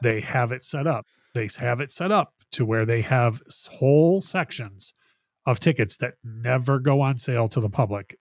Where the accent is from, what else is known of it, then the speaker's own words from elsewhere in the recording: Detroit, Michigan, United States; growing up in Detroit